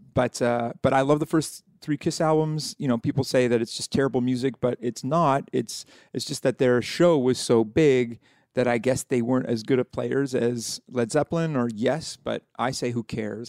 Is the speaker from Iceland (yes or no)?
no; Halifax, Nova Scotia, Canada; I'm, uh, from Halifax, Nova Scotia